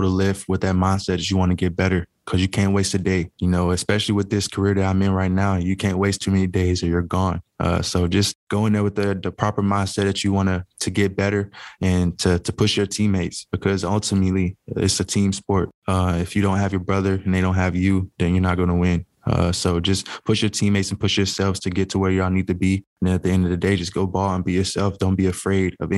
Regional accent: Tennessee, United States; moved away as an adult; now in Green Bay, United States; I had the opportunity to play for my hometown team

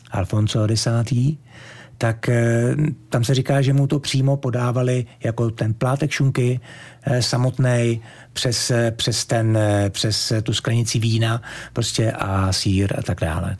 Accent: Czechia; also born or lived in Gran Canaria, Spain / Tenerife, Spain; now in Fuerteventura, Spain; byl jsem první vlastně z České republiky za 62 let

